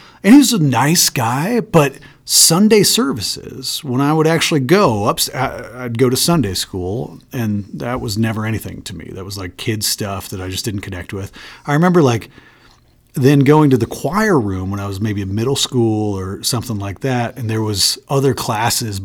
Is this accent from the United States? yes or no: yes; Michigan, United States; I grew up in a small town in Michigan, about 5,000 people